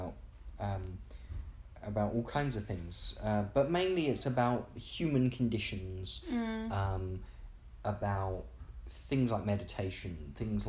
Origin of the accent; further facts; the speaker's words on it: England, United Kingdom; as an English person